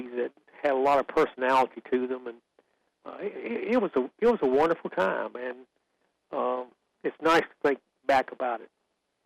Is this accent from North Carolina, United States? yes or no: yes; Sanford, North Carolina, United States; I grew up in Sanford